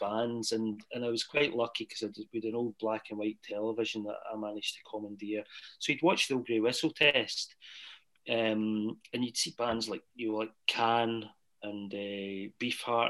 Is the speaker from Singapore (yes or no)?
no; Strathaven, Scotland, United Kingdom; also born or lived in Glasgow; I loved growing up in Strathaven